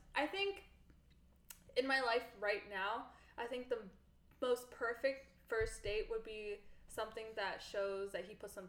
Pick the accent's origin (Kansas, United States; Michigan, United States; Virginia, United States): Virginia, United States; NoVA; now in Atlanta, United States; Growing up in Nova and seeing always these huge, huge mansions and growing up and above average house sizes